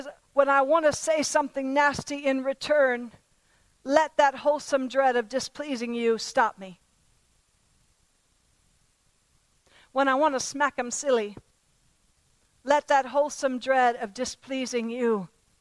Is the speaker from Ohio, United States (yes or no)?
no; Pennsylvania, United States; I was raised in Pennsylvania, and there were farms all around my home when I was growing up